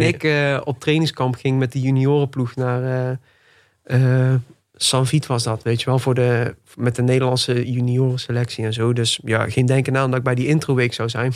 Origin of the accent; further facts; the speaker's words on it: Tilburg, North Brabant, Netherlands; Ik ben 26 jaar. En ik ben geboren en getogen in Tilburg. Nog steeds woonachtig ook